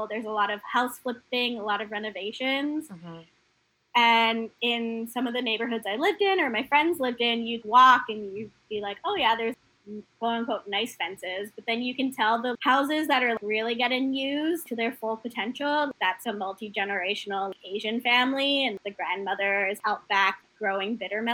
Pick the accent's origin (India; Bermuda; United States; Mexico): Bermuda; moved away; also born or lived in Canada; We had property growing up in Bermuda